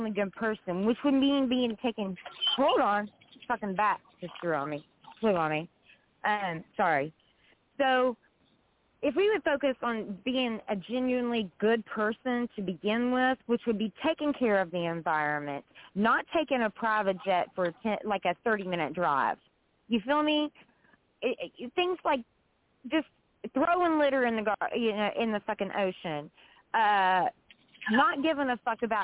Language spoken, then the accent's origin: English; West Virginia, United States; I'm from West Virginia